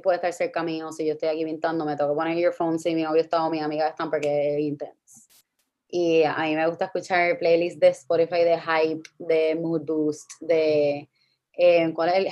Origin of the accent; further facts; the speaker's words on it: Guaynabo, Puerto Rico; now in San Juan, Puerto Rico; yo soy de Guaynabo, ahora mismo eh, vivo en San Juan.